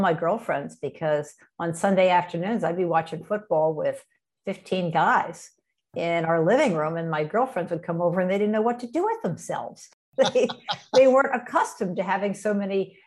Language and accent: English; Abington, Pennsylvania, United States; I grew up outside Philadelphia, Pennsylvania, in the town of Abington